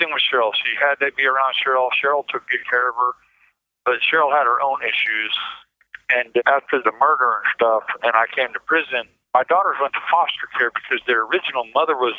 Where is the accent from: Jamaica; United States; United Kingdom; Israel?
United States; Oroville, California; moved away as an adult; also born or lived in Eugene, Oregon; now in Missouri, United States; I was raised in Northern California, a town called Orville, above Sacramento, about an hour north of Sacramento